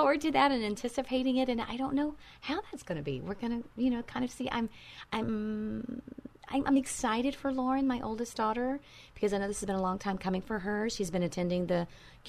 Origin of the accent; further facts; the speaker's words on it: Texas, United States; moved away; I am a Texas girl. I was born and raised in Texas.